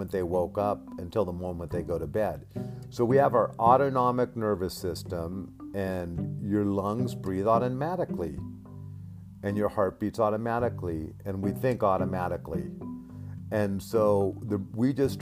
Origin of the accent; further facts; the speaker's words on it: Alaska, United States; I grew up in Alaska